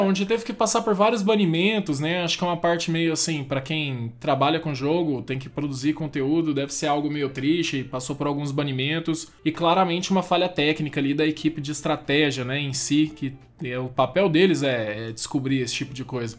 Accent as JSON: {"language": "Portuguese", "town": "Goiânia", "region": "Goiás", "country": "Brazil", "said": "Eu sou de Goiânia, moro em Goiânia."}